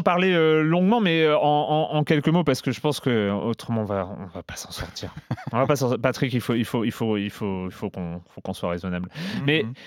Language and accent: French; Brittany, France; là où j'ai grandi. Donc il y a un zoo en Bretagne